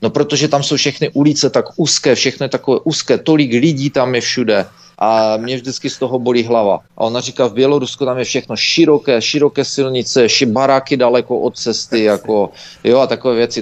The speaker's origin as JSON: {"language": "Czech", "country": "Czechia", "tie": "born or raised there", "also_born_or_lived": "United States", "moved": "as an adult", "lives_now": "Canada", "said": "když jsem byl mladý v Čechách"}